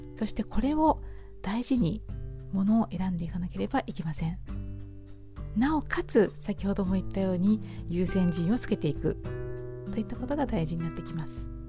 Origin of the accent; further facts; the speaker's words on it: Hamamatsu, Shizuoka, Japan; 私の住む地元浜松市